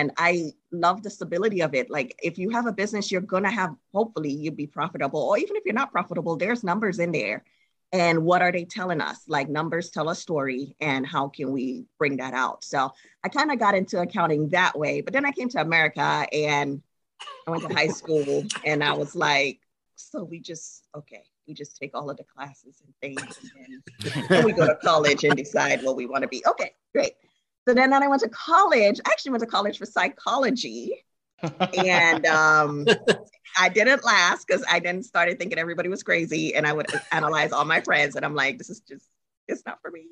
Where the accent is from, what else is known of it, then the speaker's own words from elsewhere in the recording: Trinidad & Tobago; now in United States; I'm originally from Trinidad and Tobago. And when I was there, when I go to high school